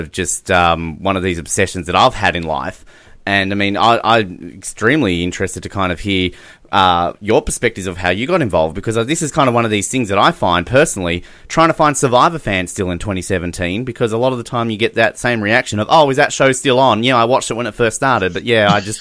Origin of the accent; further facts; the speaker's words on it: Tasmania, Australia; I'm from Tasmania.